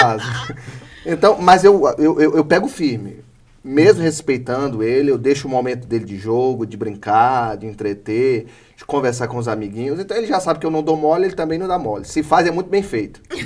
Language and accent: Portuguese; Northeast Region, Brazil; Sou nordestino, cabra macho